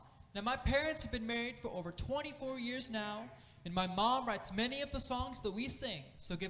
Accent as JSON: {"language": "English", "town": "Columbus", "region": "Indiana", "country": "United States", "said": "we come from Columbus, Indiana."}